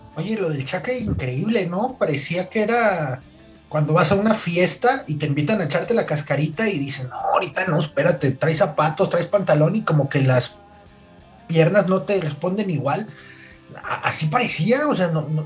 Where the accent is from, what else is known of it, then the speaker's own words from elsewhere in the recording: Mexico; a nosotros nos tocó sufrirlo, ¿no? Como mexicanos